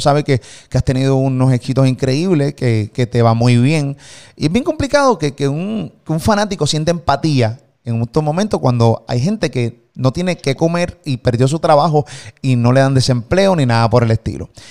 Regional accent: Puerto Rico; de Puerto Rico

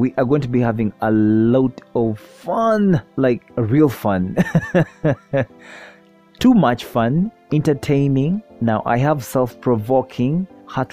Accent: Uganda; I am from the Pearl of Africa, Uganda

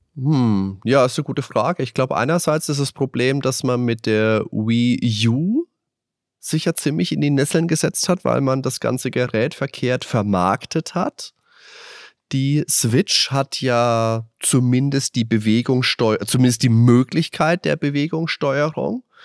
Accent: Würzburg, Bavaria, Germany; Ich bin ja in Würzburg groß geworden

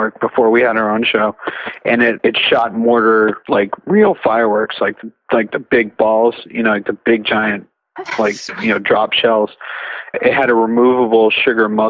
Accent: Cape Cod, Massachusetts, United States; moved away; I grew up on the Cape

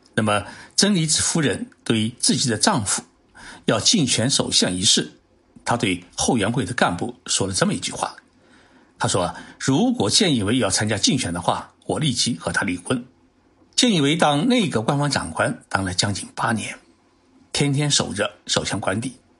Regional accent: Zhejiang, China; now in Tokyo, Japan; 浙江省啊，也是我的老家

